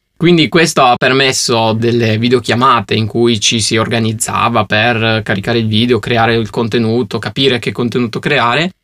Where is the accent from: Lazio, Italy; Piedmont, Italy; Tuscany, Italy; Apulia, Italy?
Piedmont, Italy; Turin; io sono di Torino